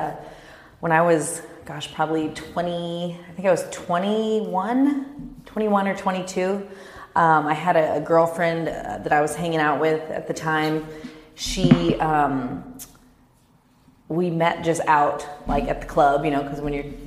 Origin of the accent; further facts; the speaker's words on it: Kansas, United States; also born or lived in Dallas, Texas; now in Orange County, United States; I grew up in Kansas